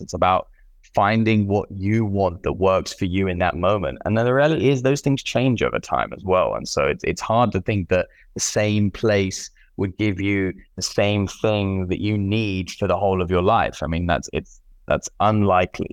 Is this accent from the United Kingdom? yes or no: yes; United Kingdom; moved away; also born or lived in Central and South America; I'm British